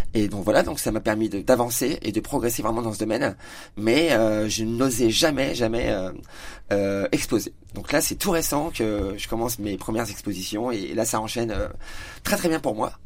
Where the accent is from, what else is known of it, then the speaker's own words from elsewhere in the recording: Épernay, Grand Est, France; now in Châlons-en-Champagne, France; Je suis marnais, donc euh, je suis d'Épernay à la base, je suis éperné de naissance